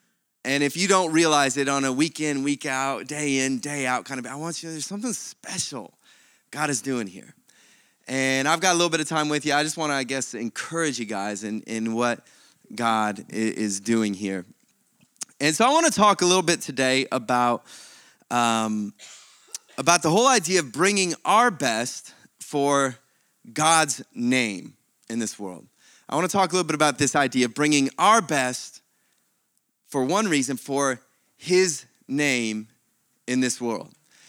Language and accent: English; Akron, Ohio, United States; moved away as an adult; now in Perth, Australia; I was born and raised in Akron, Ohio, in one of the suburbs there called, we called it Talmadge, although his Talmadge was much more elegant sounding, and just near Cleveland, and been in Perth though since 2004.